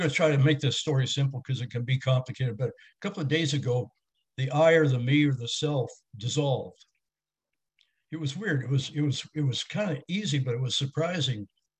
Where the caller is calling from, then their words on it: California, United States; I'm calling you from California here.